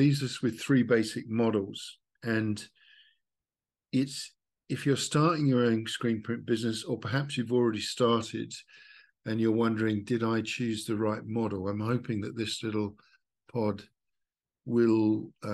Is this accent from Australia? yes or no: yes; Australia; I'm from Australia, so I'm working on the Australian model